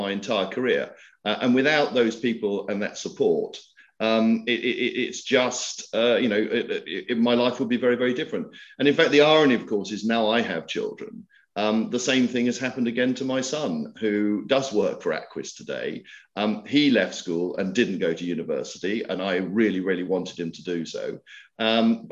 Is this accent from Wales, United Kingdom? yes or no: no; Scotland, United Kingdom; moved away as an adult; also born or lived in France; I'm Scottish